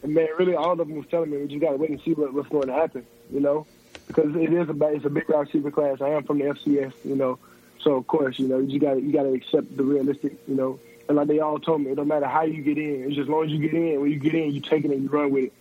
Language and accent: English; Decatur, Alabama, United States; I'm from Decatur, Alabama, so it's about 2 hours from North Alabama.